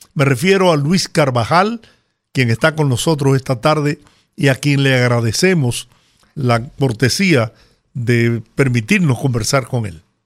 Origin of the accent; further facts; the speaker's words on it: Dominican Republic; nuestro país